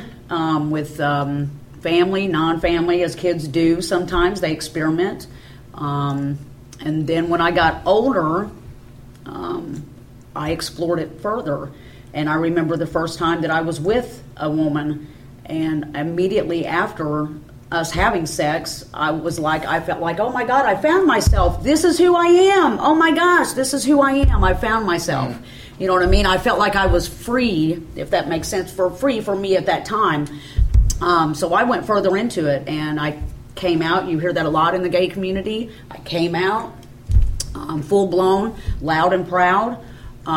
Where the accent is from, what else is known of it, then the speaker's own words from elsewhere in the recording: Benton, Illinois, United States; I was raised in Benton, Illinois.